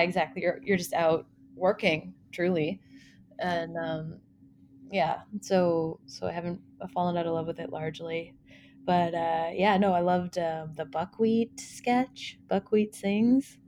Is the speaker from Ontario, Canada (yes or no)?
no; Prince Edward Island, Canada; moved away as an adult; also born or lived in Fredericton, New Brunswick; I'm from Prince Edward Island originally.